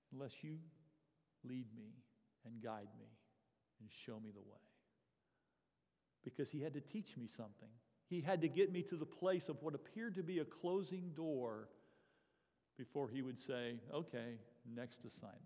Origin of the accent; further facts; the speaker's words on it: Florida, United States; moved away; I was a Floridian. I grew up in Florida, born and raised at this church the first few years of my life even.